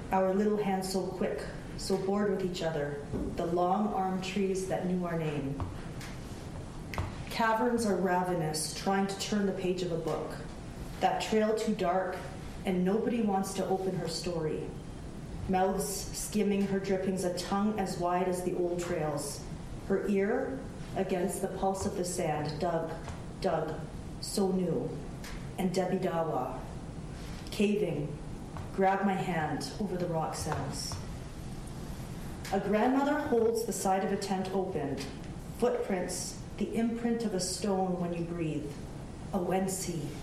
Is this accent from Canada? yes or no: yes; Canada; moved away as an adult; I didn't leave the reserve until I was 26 years old.